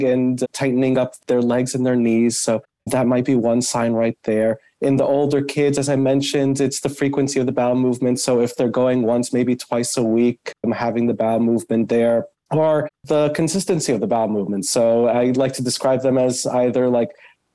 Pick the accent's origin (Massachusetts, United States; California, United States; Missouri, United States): Massachusetts, United States; Boston; moved away as an adult; now in Cleveland, United States; I'm actually originally from the Northeast up in Boston